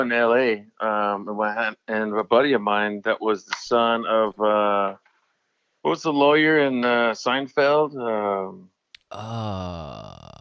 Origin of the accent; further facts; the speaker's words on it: Mississippi, United States; now in Los Angeles, United States; I'm from Mississippi